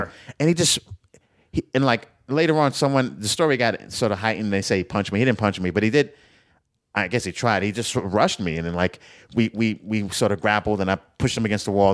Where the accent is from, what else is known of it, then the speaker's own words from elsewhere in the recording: New York, United States; I'm a New Yorker.